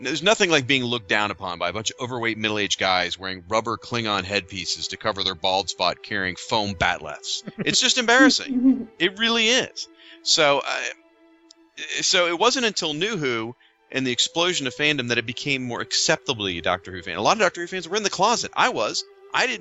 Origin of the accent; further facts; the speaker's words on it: United States; the three of us, we're from the United States.